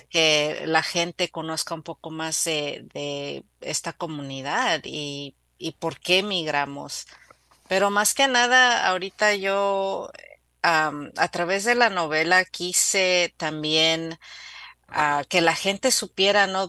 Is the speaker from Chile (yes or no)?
no; Mexico; now in United States; yo también soy inmigrante, soy mexicana viviendo en los Estados Unidos